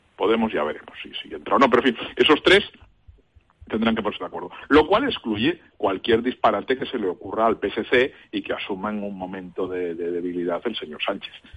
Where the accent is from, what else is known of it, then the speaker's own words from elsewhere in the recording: Catalonia, Spain; soy catalán